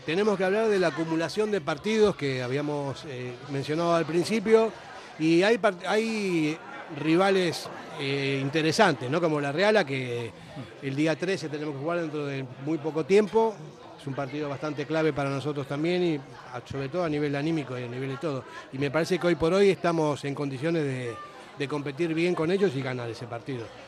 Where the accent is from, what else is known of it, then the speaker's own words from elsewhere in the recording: Argentina; moved away; soy argentino y más o menos sé cómo se piensa